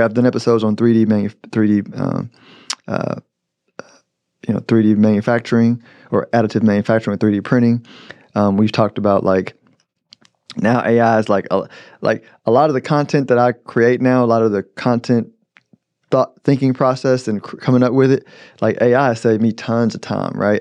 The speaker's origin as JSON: {"language": "English", "country": "United States", "said": "I'm an American"}